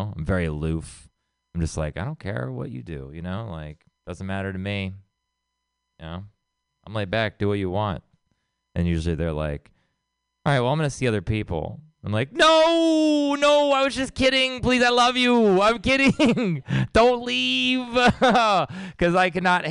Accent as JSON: {"language": "English", "region": "Texas", "country": "United States", "moved": "as an adult", "lives_now": "San Francisco, United States", "said": "I'm from Texas"}